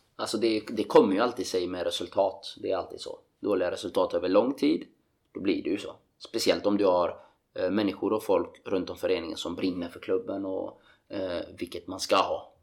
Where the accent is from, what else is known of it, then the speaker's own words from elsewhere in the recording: Gothenburg, Västra Götaland, Sweden; moved away as an adult; also born or lived in Norway; hemma i Göteborg